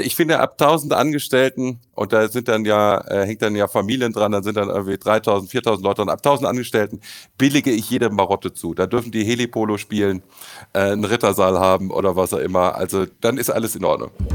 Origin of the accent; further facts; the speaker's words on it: Düsseldorf, North Rhine-Westphalia, Germany; Als Düsseldorfer habe ich natürlich eine gewisse Verbundenheit